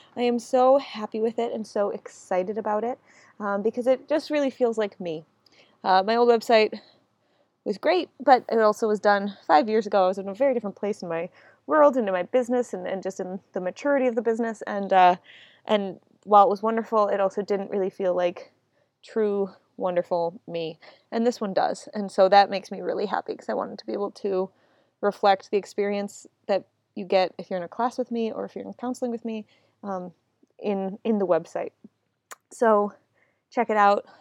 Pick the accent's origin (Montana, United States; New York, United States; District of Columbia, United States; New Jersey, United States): New York, United States; Buffalo; now in Washington, D.C., United States; Buffalo, my hometown.